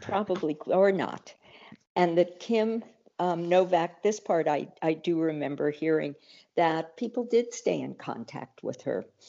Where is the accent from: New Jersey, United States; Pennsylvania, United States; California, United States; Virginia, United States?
California, United States; San Francisco; I grew up in San Francisco